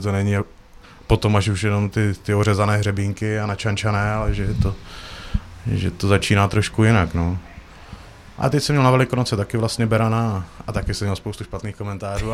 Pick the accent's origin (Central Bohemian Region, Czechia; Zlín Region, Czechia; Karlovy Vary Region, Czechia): Zlín Region, Czechia; Uherské Hradiště; moved away as an adult; also born or lived in Prague / Norway; se vraceli domů tady na Moravu, protože jsme původem tady z Hradiště